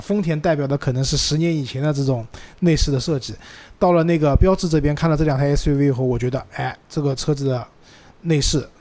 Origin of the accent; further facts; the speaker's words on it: Shanghai, China; 用我们上海话念是一句骂人的话嘛